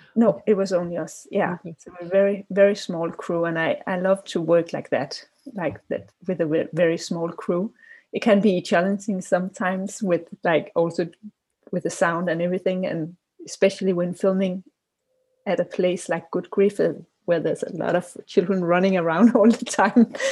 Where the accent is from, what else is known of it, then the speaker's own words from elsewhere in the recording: Copenhagen, Capital Region of Denmark, Denmark; I'm from Copenhagen, Denmark